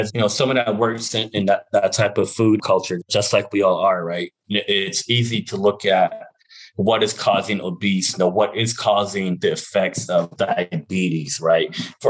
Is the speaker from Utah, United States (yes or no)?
yes; Navajo Mountain, Utah, United States; And I come from a different place called Navajo Mountain, which is where my dad is from, my dad's family.